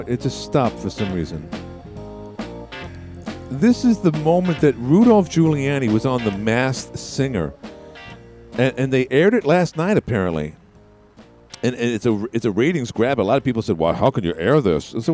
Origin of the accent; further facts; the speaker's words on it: New York City, New York, United States; moved away; I'm from Queens